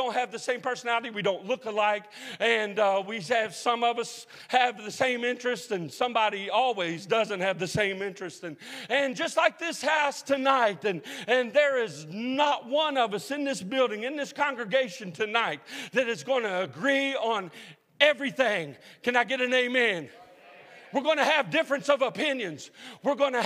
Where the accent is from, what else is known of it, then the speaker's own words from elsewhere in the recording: Huntington, West Virginia, United States; Huntington, West Virginia. Have anybody heard of Marshall University? My hometown